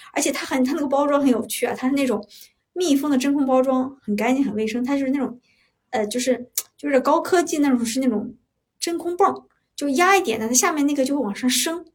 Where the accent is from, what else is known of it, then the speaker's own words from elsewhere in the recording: Shandong, China; 我也是山东人